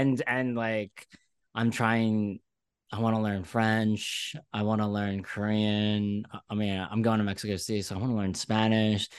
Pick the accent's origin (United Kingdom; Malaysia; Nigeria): Malaysia; now in New York, United States; I'm from Malaysia